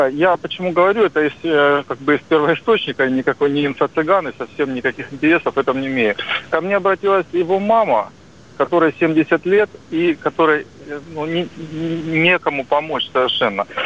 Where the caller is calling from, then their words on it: Rostov-on-Don, Rostov Oblast, Russia; я из Ростова-на-Дону, риэлтор.